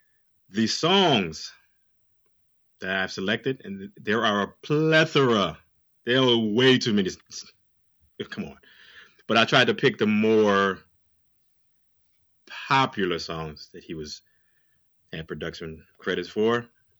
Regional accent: Oakland, California, United States; As my brother has stated, I'm from Oakland, California.

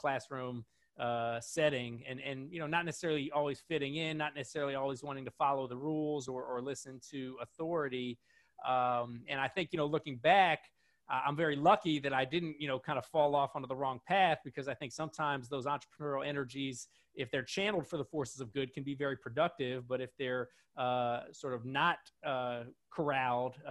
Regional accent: Washington, District of Columbia, United States; I grew up in Washington, D.C.

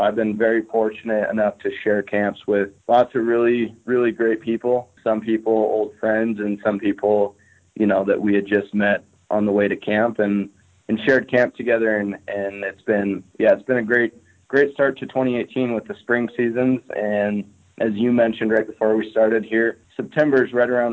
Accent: eastern Montana, United States; now in Missoula, United States; was born and raised in Montana on the other side of the state. So I was born in eastern Montana.

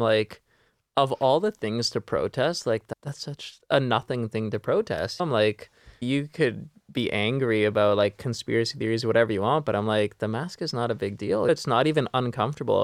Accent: Vancouver, British Columbia, Canada; I'm born and raised in Vancouver myself

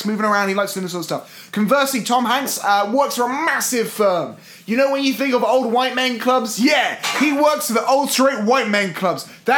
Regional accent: United Kingdom; as a British person, I'm almost 100% sure I can say our two established notions of Philadelphia

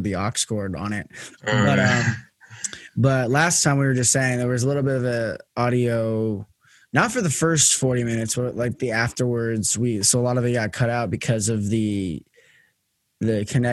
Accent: United States; being an American myself

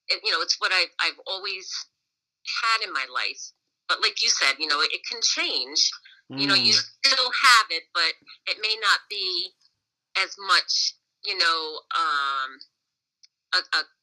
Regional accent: Ravenna, United States; I'm from Ravenna, and always had a very supportive family in Ravenna

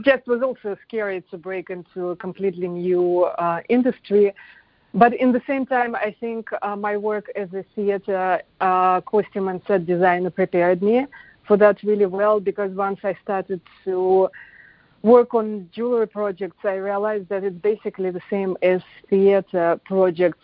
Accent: Moscow, Russia; moved away as an adult; now in United States; I was born in Moscow

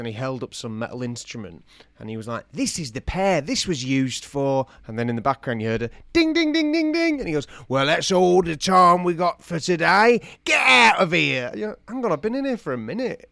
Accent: United Kingdom; that's Spanish I'm speaking, but I'm not Spanish. I'm British

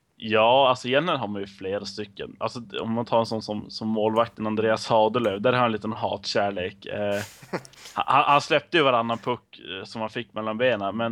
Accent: outside Skellefteå, Västerbotten County, Sweden; Jag är född och uppvuxen utanför Skellefteå

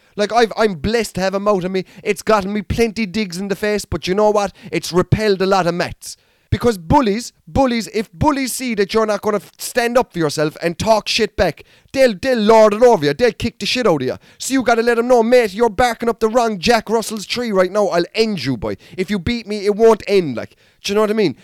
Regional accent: Mallow, Munster, Ireland; I'm from Mallow

